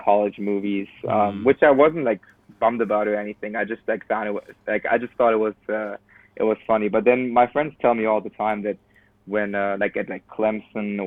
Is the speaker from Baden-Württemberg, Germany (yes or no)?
no; Cologne, North Rhine-Westphalia, Germany; moved away as an adult; now in United States; I'm from Cologne, and Cologne has people from Cologne have like pride about them